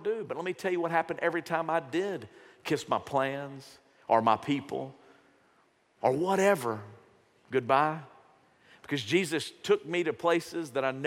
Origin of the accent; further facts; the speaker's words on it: Shreveport, Louisiana, United States; When I was growing up, I grew up in Shreveport. Grew up in South Shreveport